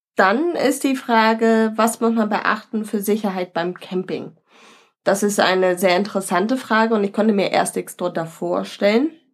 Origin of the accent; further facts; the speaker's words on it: Northern Germany, Germany; also wir als Norddeutsche